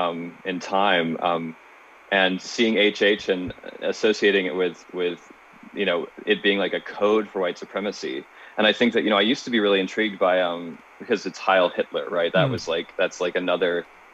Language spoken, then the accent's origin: English; Charlottesville, Virginia, United States; moved away; also born or lived in Los Angeles; my hometown is Charlottesville, Virginia